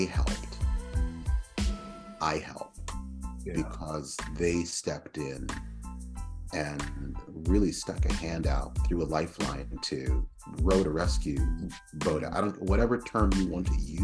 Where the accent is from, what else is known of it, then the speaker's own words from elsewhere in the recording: Philadelphia, Pennsylvania, United States; moved away as an adult; also born or lived in Providence, Rhode Island / New England / Pacific Northwest; I grew up in Philadelphia and spent 17, 18 years of my life there in Philadelphia